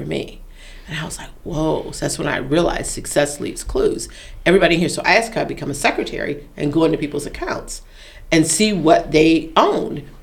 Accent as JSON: {"language": "English", "town": "Detroit", "region": "Michigan", "country": "United States", "said": "I'm from Detroit"}